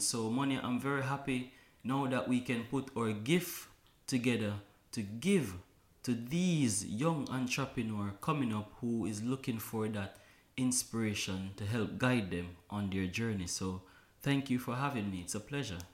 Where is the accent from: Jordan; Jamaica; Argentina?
Jamaica; Kingston; born and raised in Kingston, Jamaica